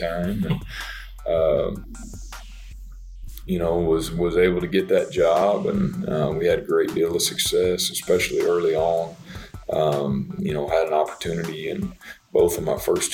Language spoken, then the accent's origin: English; Beaver, Oklahoma, United States; I'm an Oklahoma kid. I grew up here in the state. I grew up in Beaver, Oklahoma.